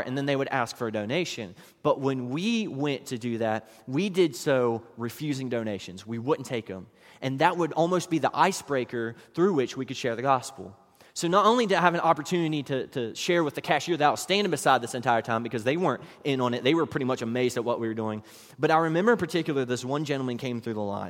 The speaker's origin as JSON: {"language": "English", "region": "West Virginia", "country": "United States", "tie": "born or raised there", "said": "while I was growing up in West Virginia"}